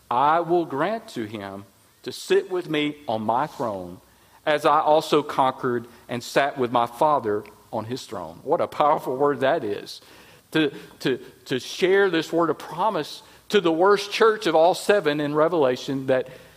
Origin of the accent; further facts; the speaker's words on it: Jasper, Alabama, United States; at the Westside Baptist Church in my hometown of Jasper, Alabama